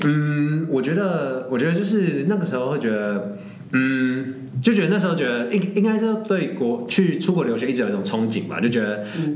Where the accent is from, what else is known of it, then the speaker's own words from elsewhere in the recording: Taiwan; moved away; 我是台湾人